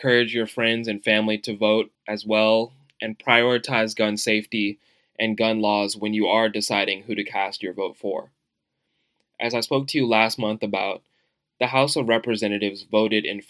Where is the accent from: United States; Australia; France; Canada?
United States; as an American